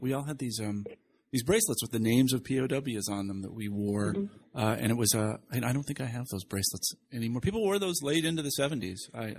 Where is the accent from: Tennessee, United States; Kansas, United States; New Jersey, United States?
Kansas, United States; That was not something that I was aware of growing up in Kansas in the 60s.